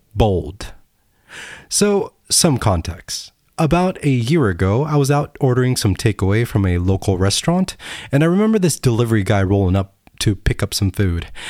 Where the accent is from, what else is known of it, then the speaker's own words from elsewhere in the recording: United States; I'm American